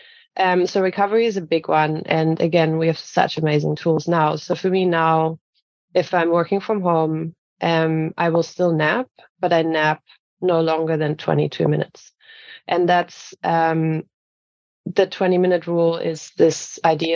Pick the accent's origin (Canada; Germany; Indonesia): Germany; Bayreuth, Bavaria; moved away as an adult; also born or lived in Cologne; my hometown in Bavaria called Bayreuth